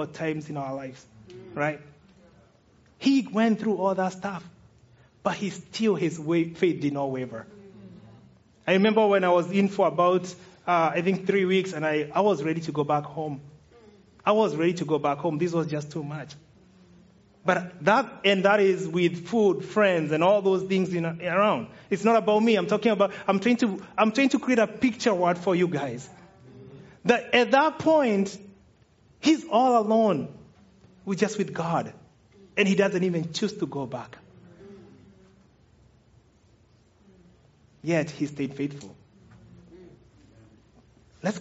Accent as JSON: {"language": "English", "country": "Kenya", "moved": "as an adult", "lives_now": "United States", "said": "Kenyans, we call it tomato sauce"}